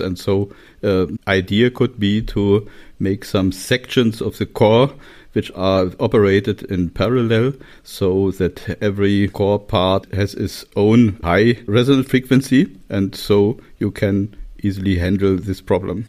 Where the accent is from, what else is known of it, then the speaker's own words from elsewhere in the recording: Torgau, Saxony, Germany; English is a second language; moved away; also born or lived in Magdeburg / Göttingen / Kassel; I was born in Torgau, that's in Saxonia, in the eastern part of Germany